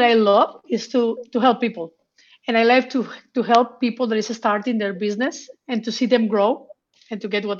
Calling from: Madrid, Community of Madrid, Spain; From Madrid.

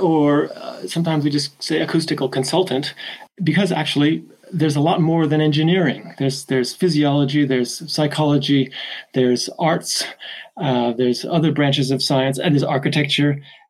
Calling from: Chester, North West England, United Kingdom; I'm calling from Chester in the north of England today.

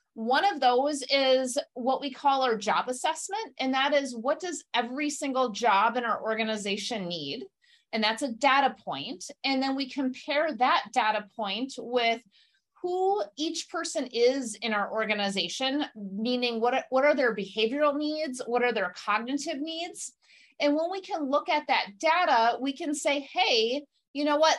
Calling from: Beloit, Wisconsin, United States; I'm calling in from Wisconsin. I'm in a little town called Beloit between Madison and Chicago

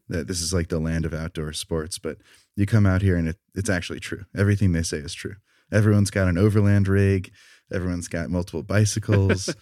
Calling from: Salt Lake City, Utah, United States; I'm calling in from Salt Lake City, Utah, just southwest

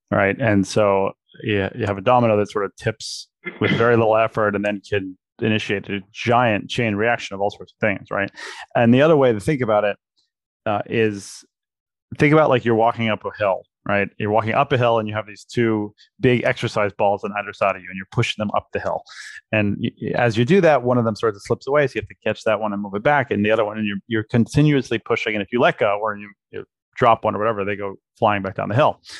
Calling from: Princeton, New Jersey, United States; I'm in Princeton, New Jersey.

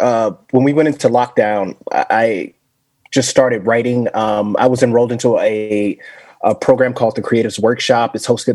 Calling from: Las Vegas, Nevada, United States; I'm joining from Las Vegas, from Sin City.

